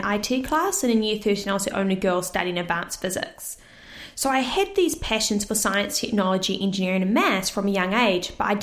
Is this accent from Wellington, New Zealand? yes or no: no; Orewa, Auckland, New Zealand; also born or lived in Cyprus; I live in Orewa, but I've actually originally moved from Cyprus, where I was born as a baby, and moved to New Zealand when I was young